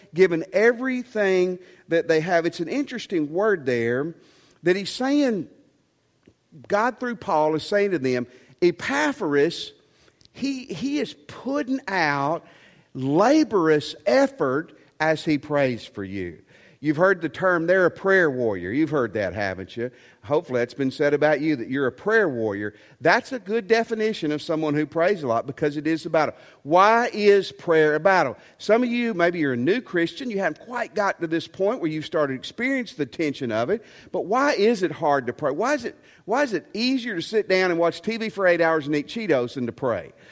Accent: Tennessee, United States; I'm from Tennessee

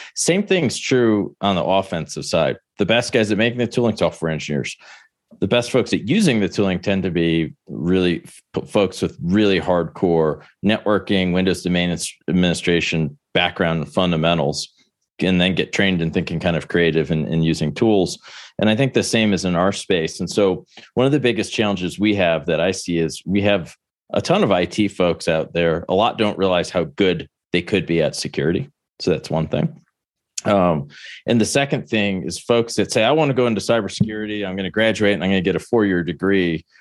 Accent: Buffalo, New York, United States; moved away as an adult; also born or lived in Maryland; growing up in Buffalo, which isn't exactly a hub of, you know, tennis

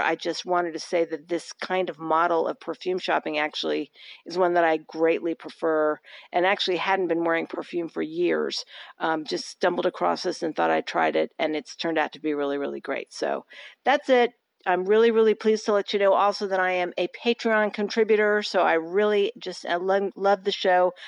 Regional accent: Austin, Texas, United States; my hometown of Austin

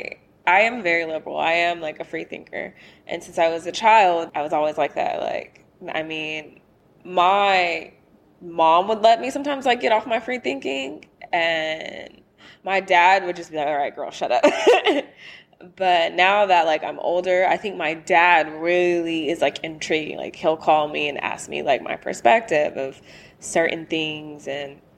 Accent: the South, United States; now in Los Angeles, United States; I'm from the South and I'm Black

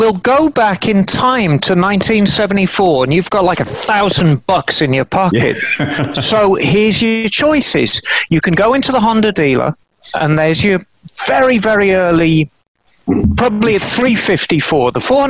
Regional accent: United Kingdom; now in Monterey, United States; It went around the whole of Britain, and it came through my hometown.

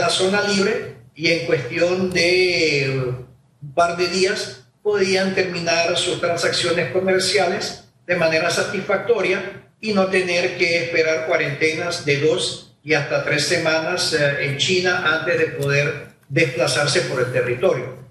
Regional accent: Panama; nosotros como panameños

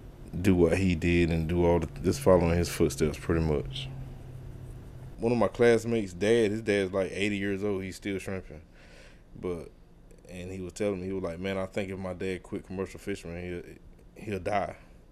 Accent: South River, Merrimon, North Carolina, United States; I'm 41 years old. I'm from South River, Merriman. I'm a commercial fisherman

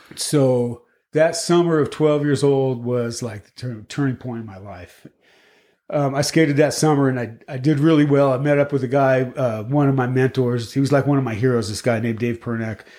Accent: Boulder, Colorado, United States; we grew up right here in Boulder, just on the other side of town

